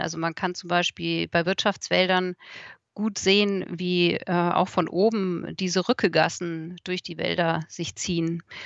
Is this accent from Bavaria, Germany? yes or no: yes; Munich, Bavaria, Germany; now in Odenwald, Germany; ich komme ja aus München